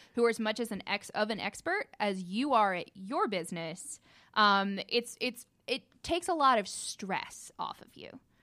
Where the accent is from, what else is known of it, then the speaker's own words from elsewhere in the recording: Cartersville, Georgia, United States; also born or lived in Bartow County, Georgia / Gwinnett County, Georgia; I'm originally from Cartersville